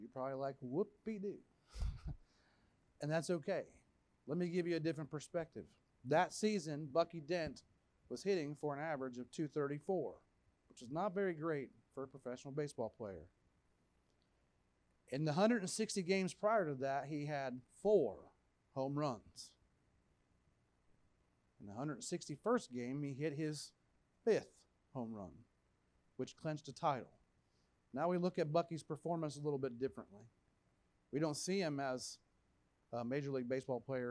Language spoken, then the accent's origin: English; Plant City, Florida, United States; I talk the way I talk. I'm from Plant City.